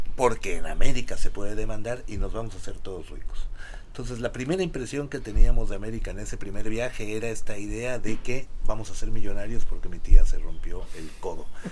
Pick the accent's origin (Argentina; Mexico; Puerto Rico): Mexico; moved away as an adult; now in United States; como mexicano